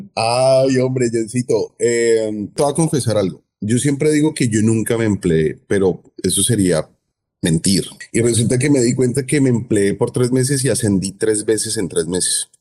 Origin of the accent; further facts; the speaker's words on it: Cali, Valle del Cauca, Colombia; now in Miami, United States; soy caleño, caleñísimo. Soy colombiano.